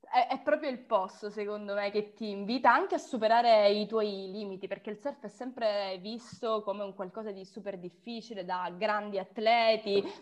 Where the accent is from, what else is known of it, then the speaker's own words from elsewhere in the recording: Sicily, Italy; io sono siciliana nel cuore, nel sangue, nell'anima e ovunque, direi, ogni parte di me è siciliana